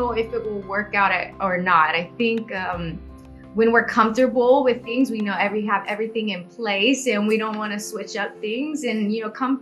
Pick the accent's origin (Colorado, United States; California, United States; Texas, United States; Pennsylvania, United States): Texas, United States; Houston; I'm from Houston, Texas, born and raised